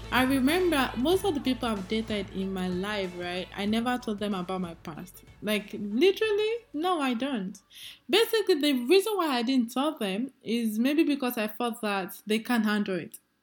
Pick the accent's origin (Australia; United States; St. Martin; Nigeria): Nigeria; as a Nigerian lady that I am